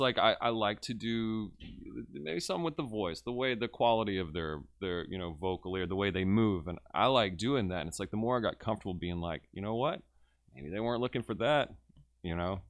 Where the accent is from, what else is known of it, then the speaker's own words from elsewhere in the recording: Westlake, Louisiana, United States; also born or lived in Lake Charles, Louisiana; I was born and raised in Westlake, Louisiana